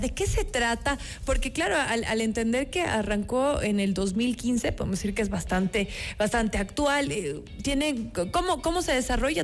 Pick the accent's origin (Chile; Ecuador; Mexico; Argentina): Ecuador